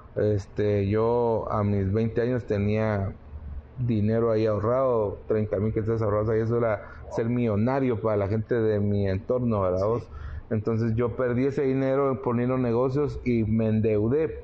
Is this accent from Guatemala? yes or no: yes; Guatemala; los guatemaltecos, los chapines somos atrevidos